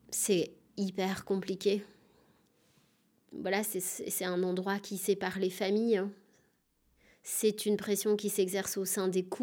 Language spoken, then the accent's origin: French; Chenôve, Bourgogne-Franche-Comté, France; Donc j'ai grandi moi à Chenauve, dans la banlieue dijonnaise.